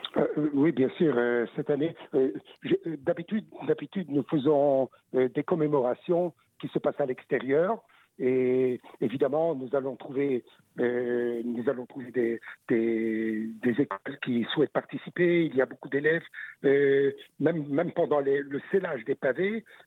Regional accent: Belgium; chez nous, en Belgique

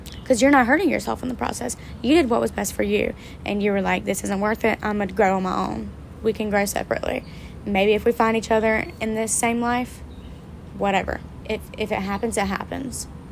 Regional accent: the South, United States; my hometown, in surrounding areas in the South

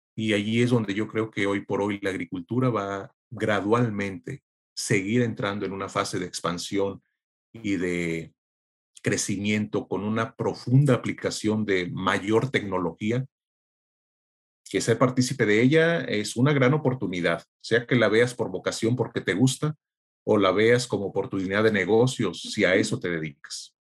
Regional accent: Tierra Caliente, Michoacán, Mexico; soy mexicano, nacido en Tierra Caliente, Michoacán

